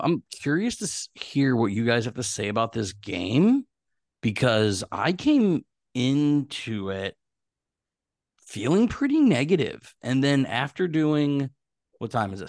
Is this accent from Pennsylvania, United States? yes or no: yes; Pittsburgh, Pennsylvania, United States; I'm from Pittsburgh.